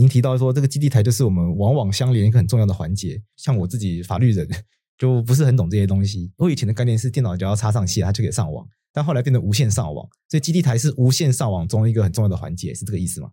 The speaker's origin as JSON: {"language": "Chinese", "region": "Taitung County", "country": "Taiwan", "tie": "born or raised there", "said": "我们老家在台东嘛"}